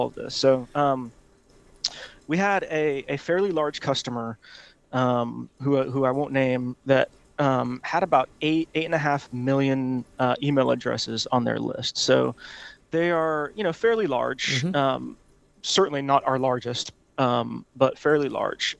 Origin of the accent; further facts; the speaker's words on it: Honolulu, Hawaii, United States; also born or lived in Auburn, Alabama; now in Atlanta, United States; I'm from Honolulu, Hawaii